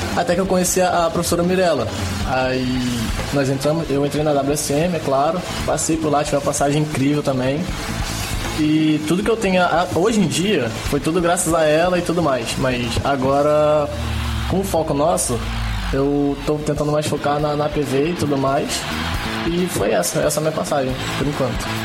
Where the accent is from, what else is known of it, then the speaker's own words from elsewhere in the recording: Angra dos Reis, Rio de Janeiro, Brazil; eu sou morador de Angra mesmo. tenho 19 anos, moro aqui há 19 anos.